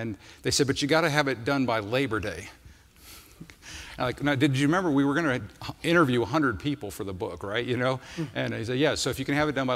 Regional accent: Midwest, United States; I'm from the Midwest, and I don't think I'd ever gone past Denver

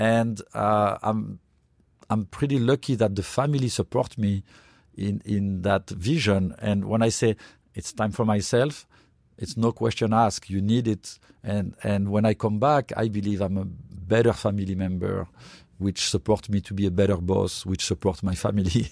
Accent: France; now in United States; when I grew up in France

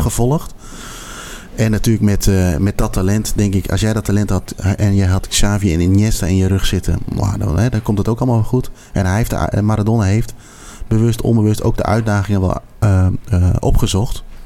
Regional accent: Netherlands; wij sowieso als Nederlander

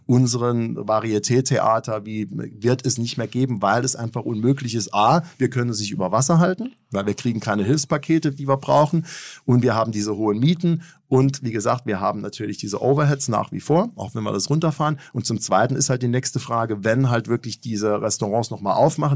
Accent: Germany; moved away as an adult; also born or lived in New York; als Deutscher war ich auch eher gewohnt, direkte Kritik anzubringen

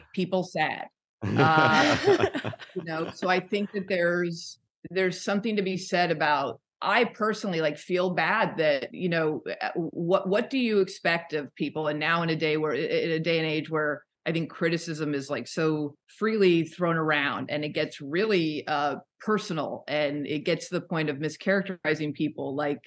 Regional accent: Los Angeles, California, United States; also born or lived in Portland, Oregon; I grew up in kind of like Studio City. Like I was born in Portland, moved down to LA when I was a little kid and then moved around all through high school

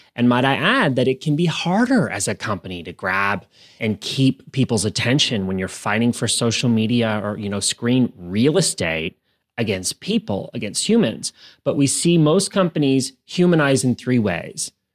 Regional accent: Canada; moved away as an adult; also born or lived in United States; I am originally from Canada

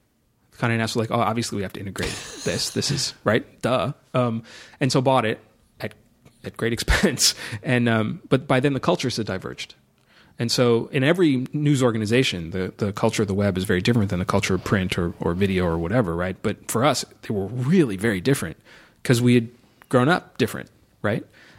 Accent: Los Angeles, California, United States; In Los Angeles.

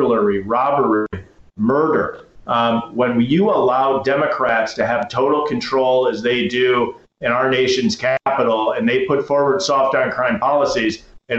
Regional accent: Wisconsin, United States; my home state of Wisconsin

